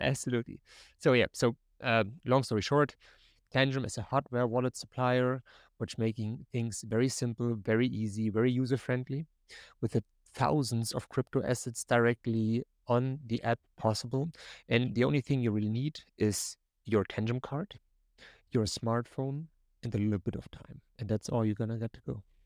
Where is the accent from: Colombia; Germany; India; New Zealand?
Germany; English is a second language; now in North Carolina, United States; You maybe hear a little bit of my accent. I'm typically from Germany, but I'm living right now in North Carolina here in the United States